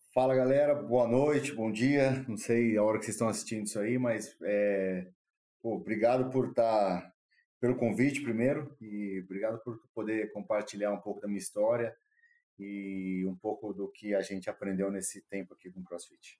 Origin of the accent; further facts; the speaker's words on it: Brazil; also born or lived in Australia; a gente é brasileiro